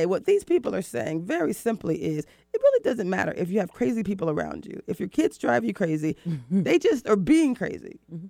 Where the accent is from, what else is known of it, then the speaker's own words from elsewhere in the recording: the South, United States; also born or lived in East Coast; now in West Coast, United States; I'm from the South.